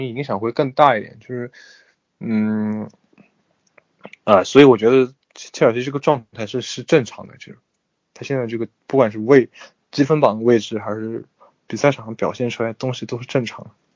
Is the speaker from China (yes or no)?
yes; China; 我们作为中国人